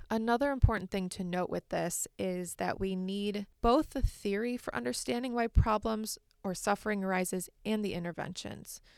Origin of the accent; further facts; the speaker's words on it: Michigan, United States; also born or lived in Massachusetts; I was raised in Michigan and I still live here now